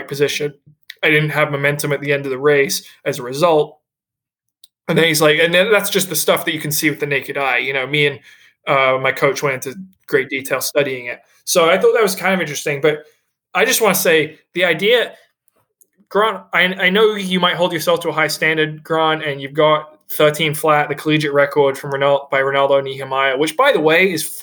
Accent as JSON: {"language": "English", "region": "England", "country": "United Kingdom", "moved": "yes", "lives_now": "Boston, United States", "said": "he wanted to know where I was from because he noticed my accent. And I told him I'm from England. But then I said I'm from Boston, as I live in Boston now."}